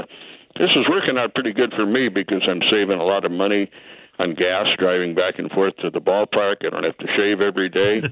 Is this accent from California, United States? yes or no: no; Bloomington, Illinois, United States; moved away as an adult; also born or lived in Peoria, Illinois / St. Louis / Kansas City; I grew up in Bloomington Normal, up in central Illinois